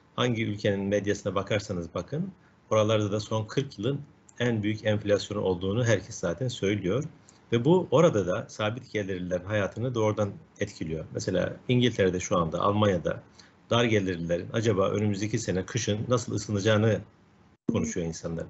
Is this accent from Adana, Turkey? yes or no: yes; Adana, Turkey; ben kendi memleketim işte ben Adana'dayım